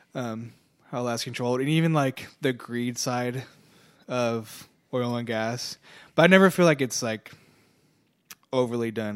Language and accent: English; Houston, Texas, United States; growing up in Houston